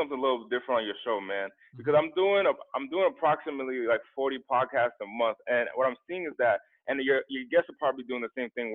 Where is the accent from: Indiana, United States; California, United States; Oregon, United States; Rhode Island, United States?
Rhode Island, United States; Central Falls; now in Los Angeles, United States; I'm from the East Coast in an impoverished area called in an impoverished part of Rhode Island.